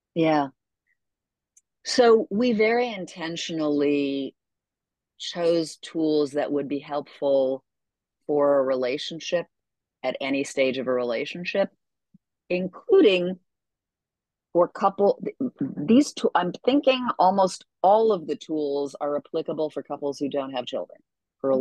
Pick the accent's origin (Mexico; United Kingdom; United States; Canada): Canada; moved away; I'm from Canada originally